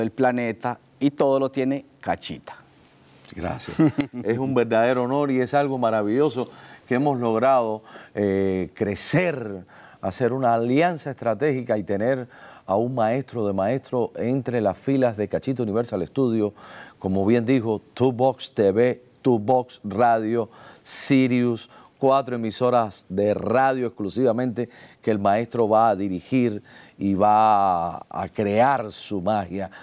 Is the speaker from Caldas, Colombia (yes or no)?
no; Medellín, Antioquia, Colombia; nosotros le decimos en Medellín